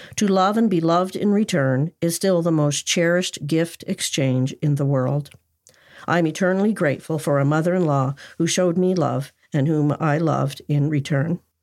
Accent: Cornwall, Ontario, Canada; Cornwall, Ontario, Canada, my hometown.

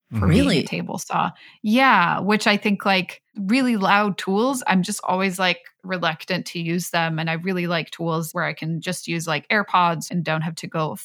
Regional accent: Stockholm, Stockholm County, Sweden; English is a second language; moved away as an adult; now in San Francisco, United States; I grew up in Stockholm and I spent most of my life in Stockholm. And there, like the public transport is just so amazing. There was very few times where I really had to. And then I moved to San Francisco

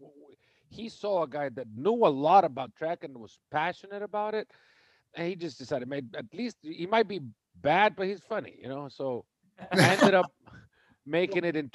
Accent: El Salvador; moved away as an adult; also born or lived in Texas; So I was born in El Salvador, and I grew up in El Salvador, went to high school in El Salvador

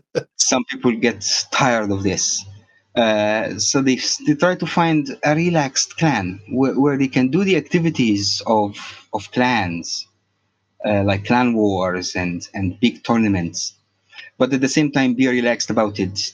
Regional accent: Egypt; also born or lived in Cairo; I'm from Egypt

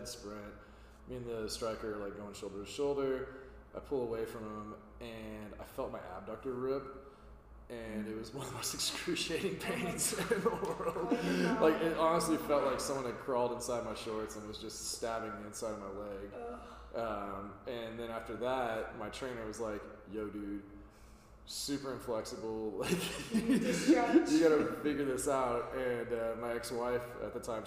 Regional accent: Fort Worth, Texas, United States; I was born and raised in Fort Worth, Texas

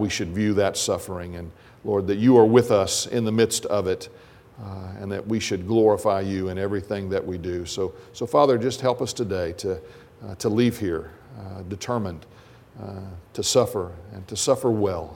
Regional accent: United States; we as American Christians

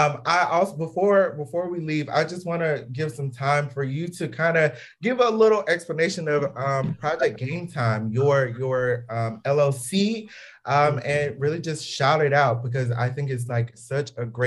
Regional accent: Atlanta, Georgia, United States; moved away; we are originally from the Atlanta area.

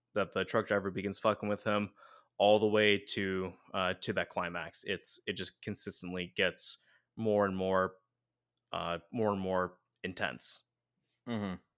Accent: United States; We're we're too American

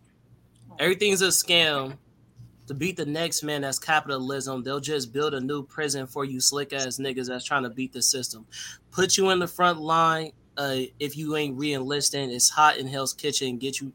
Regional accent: California, United States; and you know I'm from Cali.

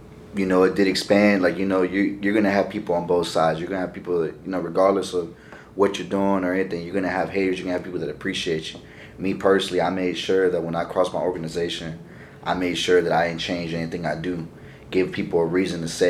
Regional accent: West Coast, United States; moved away; I'm from the West Coast

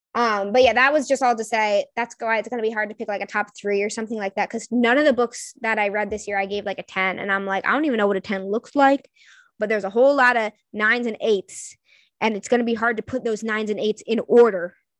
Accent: New England, United States; I'm from New England

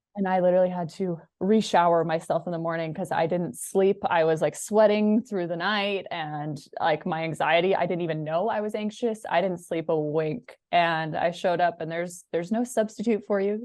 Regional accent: Washington, United States; I grew up in Washington

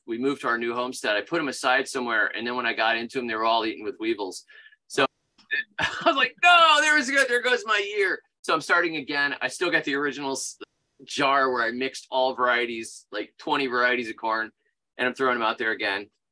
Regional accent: Florida, United States; moved away as an adult; now in Alabama, United States; I grew up in Florida. I'm a native Floridian

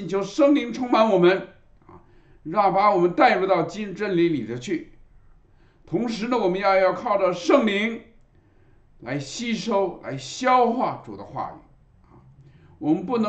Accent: China; 礼拜天通常我们中国人啊都是喜欢啊在一上午把两件事都办了啊。

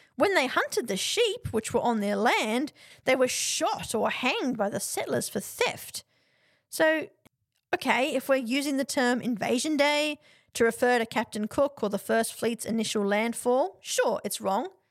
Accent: Australia

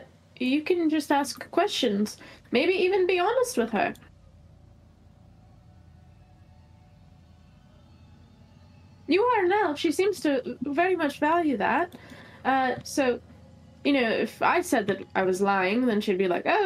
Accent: Canada; I'm Canadian

